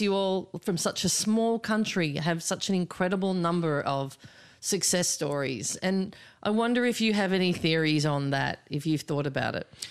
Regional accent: Australia; now in United States

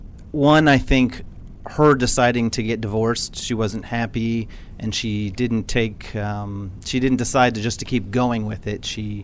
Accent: San Antonio, Texas, United States; I'm originally from San Antonio, Texas.

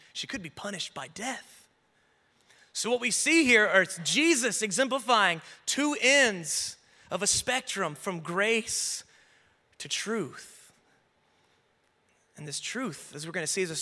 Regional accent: the Bible Belt / the South, United States; I grew up in the Bible Belt in a very traditional church, and for many of us who grew up in the South

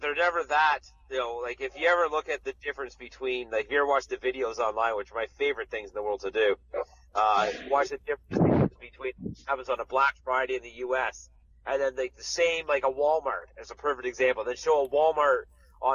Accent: Canada; well, we're Canadian

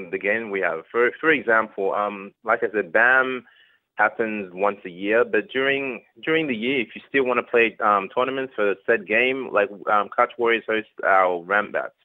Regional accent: Australia; I was born in Australia, but that's Nigerian heritage

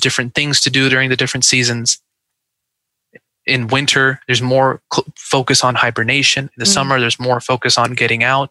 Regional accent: Seattle, Washington, United States; now in Dallas, United States; I grew up in Seattle

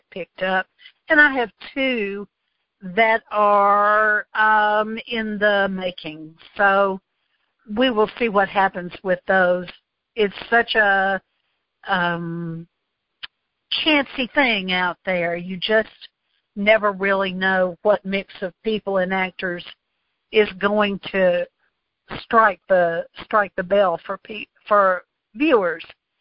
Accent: the South, United States; I'm Southern

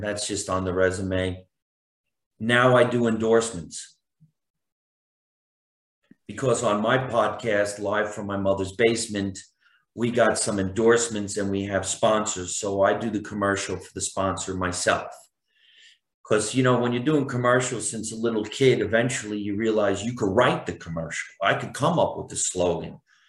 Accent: New Jersey, United States; And you can't hear that I'm from New Jersey. I had no accent. I went to, acting school, and I did everything I could to get rid of my accent.

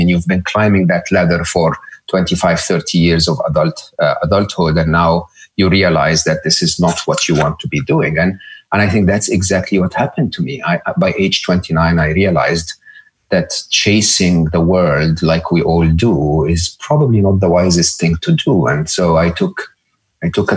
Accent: Egypt; I grew up in Egypt

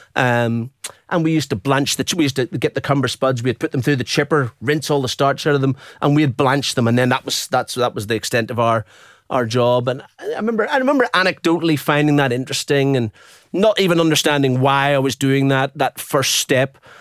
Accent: Belfast, Northern Ireland, United Kingdom; also born or lived in Dublin, Ireland; now in Brisbane, Australia; And then we moved north to Belfast.

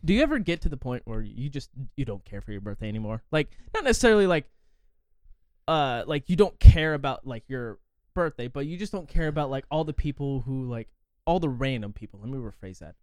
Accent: forty miles west of Indianapolis, United States; I'm, like, forty miles west of it

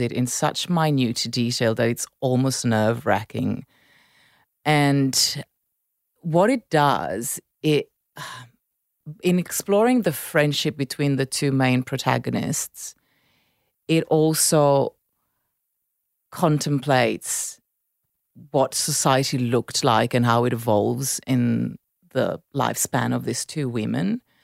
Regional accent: Milan, Lombardy, Italy; English is a second language; moved away; grew up in Milan. I, I spent time in Naples

